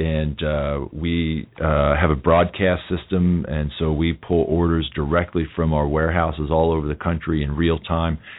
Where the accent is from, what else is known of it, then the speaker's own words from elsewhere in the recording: United States; I'm an American